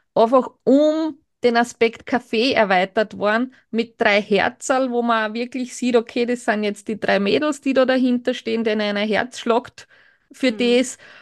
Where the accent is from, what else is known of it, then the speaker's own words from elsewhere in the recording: Burgenland, Austria; als Burgenländer kennt man halt schon dann auch im südlichen, in der südlichen Gegend diese Thermenregionen, weil es für uns jetzt nicht extrem weit weg ist